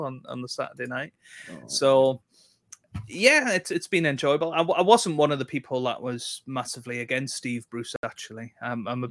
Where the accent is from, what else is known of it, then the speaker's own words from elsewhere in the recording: South Shields, North East England, United Kingdom; I'm from South Shields, which is in between Newcastle and Sunderland.